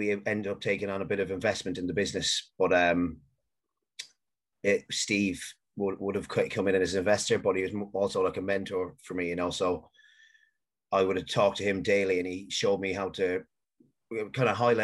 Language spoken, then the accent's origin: English; Galway, Connacht, Ireland; also born or lived in Manchester, United Kingdom; I lived in Manchester until I was 10, and then I moved to Galway